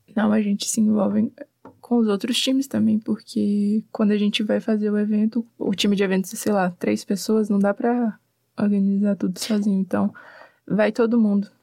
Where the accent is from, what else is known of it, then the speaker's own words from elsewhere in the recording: Teresina, Piauí, Brazil; moved away as an adult; now in Curitiba, Brazil; Eu sou de Teresina, Piauí, bem no Nordeste